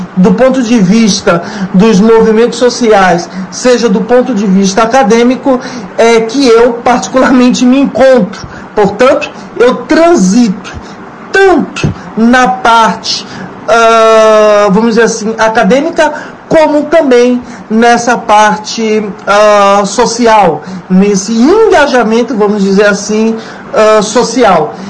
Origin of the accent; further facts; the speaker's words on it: Bahia, Brazil; also born or lived in São Paulo state / London; now in Salvador, Brazil; eu sou baiano, de nascença, nasci aqui na, na Bahia, mas morei por 20 anos né, no estado de São Paulo